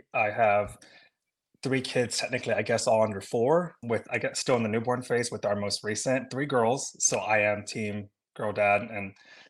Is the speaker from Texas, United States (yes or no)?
yes; Texas, United States; moved away; I'm from Texas originally